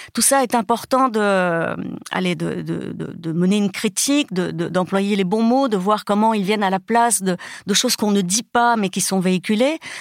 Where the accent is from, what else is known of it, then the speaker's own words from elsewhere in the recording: Brazil; moved away; je suis née au Brésil où tout le monde se touche tout le temps